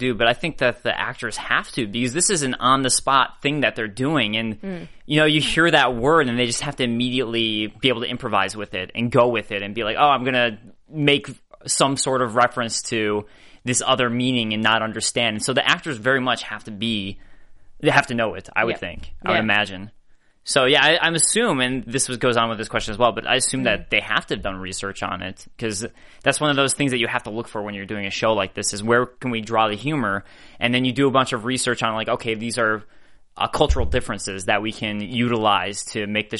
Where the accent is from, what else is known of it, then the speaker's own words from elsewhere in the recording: Chicago, Illinois, United States; Like, I'm from Chicago, where that's